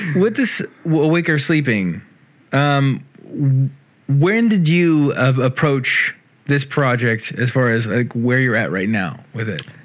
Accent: Central California, United States; I can say this from the perspective of a Californian. And I grew up in Central California

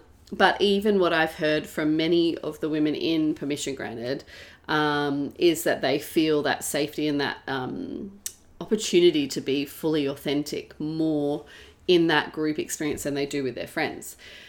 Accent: Perth, Western Australia, Australia; now in Melbourne, Australia; so I grew up in Perth for most of my teenage years, and then I moved to Melbourne

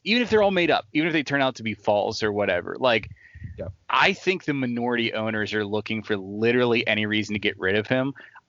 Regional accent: Pittsburgh, Pennsylvania, United States; I mean, I'm from Pittsburgh. Yeah. I'm not a DC guy

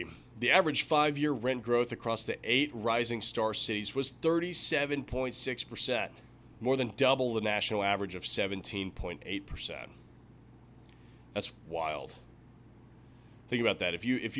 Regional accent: Nashville, Tennessee, United States; when I was growing up in Nashville, it wasn't like this at all. I mean, Nashville was a small, sleepy town, shut down at 10 o'clock at night.

